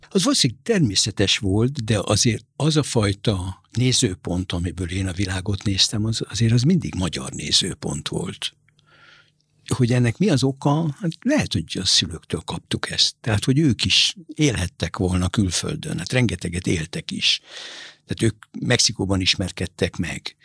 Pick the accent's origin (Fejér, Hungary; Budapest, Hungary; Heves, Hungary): Budapest, Hungary; also born or lived in Buenos Aires, Argentina / Beirut, Lebanon; De nekünk meg a Pani nővéremmel mi itt nőttünk föl